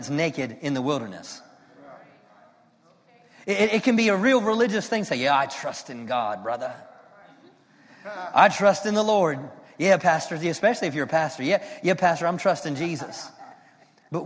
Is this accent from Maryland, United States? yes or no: yes; Maryland, United States; moved away as an adult; now in Fort Worth, United States; I'm from Maryland, though, and we have like pine trees